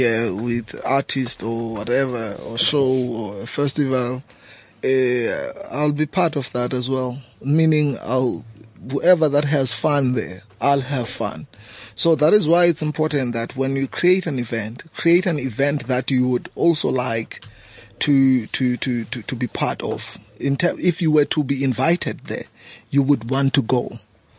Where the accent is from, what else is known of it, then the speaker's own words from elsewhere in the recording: South Africa; moved away as an adult; now in Johannesburg, South Africa; I've created an event back home 6 years ago, a homecoming reunion, and that event today it's quite the biggest event in my hometown